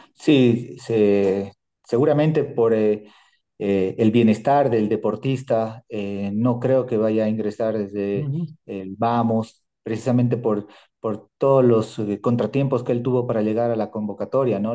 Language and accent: Spanish; Bolivia